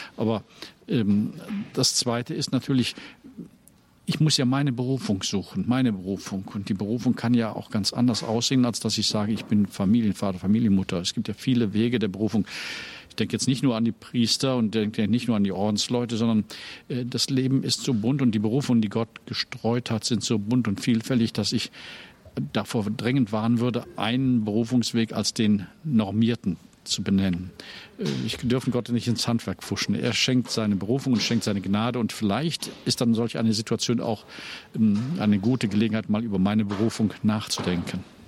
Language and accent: German; Rhineland, Germany; moved away as an adult; also born or lived in Cologne; now in Dresden, Germany; meine Heimat ist schon das Rheinland